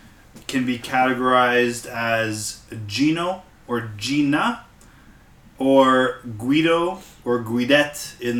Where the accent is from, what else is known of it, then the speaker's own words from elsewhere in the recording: Markham, Ontario, Canada; I grew up in Markham.